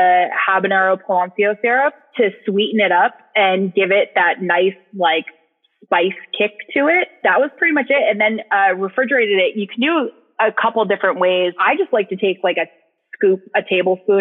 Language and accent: English; New England, United States; now in Austin, United States; I am originally from New England, and which sometimes you can hear my voice, sometimes you can't. And now I live in Austin, Texas